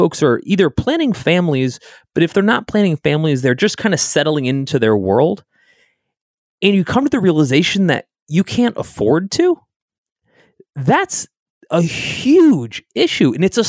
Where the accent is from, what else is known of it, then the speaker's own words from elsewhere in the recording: Connecticut, United States; also born or lived in Midwest / California; I grew up in Southern Connecticut, so we're right outside New York City. And for the first 20 years of my life, New York was the only city that I knew.